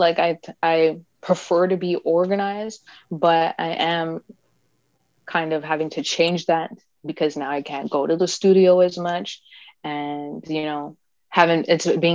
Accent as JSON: {"language": "English", "country": "Canada", "said": "as Canadian artists"}